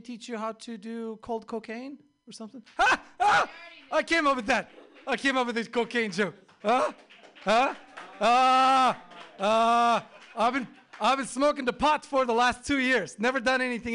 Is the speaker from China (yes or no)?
no; Bodrum, Muğla, Turkey; now in United States; I grew up there. It's very nice